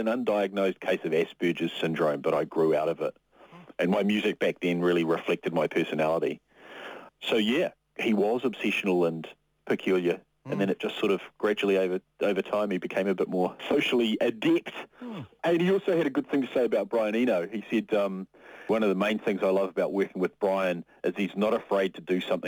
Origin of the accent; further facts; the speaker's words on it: Whanganui, Manawatū-Whanganui, New Zealand; I'd grown up sort of listening to these records growing up in Whanganui